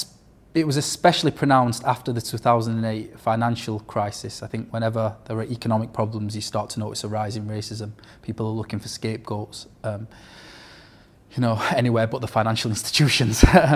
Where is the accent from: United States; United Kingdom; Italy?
United Kingdom; England; I had ID because I was born and raised in England, had a history connected to Europe, knew how things ran.